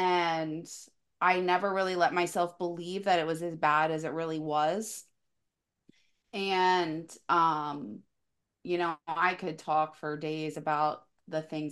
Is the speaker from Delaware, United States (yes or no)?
yes; Delaware, United States; I'm from Delaware.